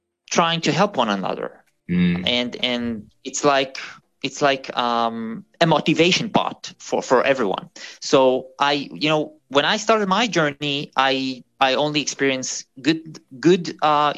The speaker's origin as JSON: {"language": "English", "country": "Israel", "tie": "born or raised there", "moved": "as an adult", "lives_now": "Germany", "said": "I'm from Israel originally"}